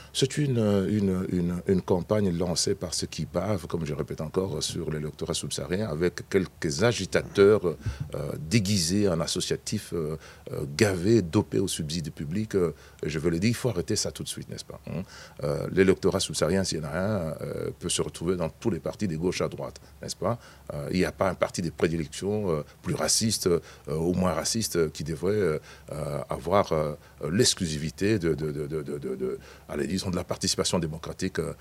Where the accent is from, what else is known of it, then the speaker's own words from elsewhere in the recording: Belgium; en tant que Belge